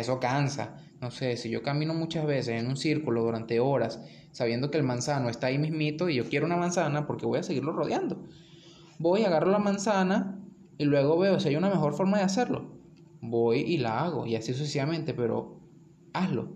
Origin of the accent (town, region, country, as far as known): Venezuela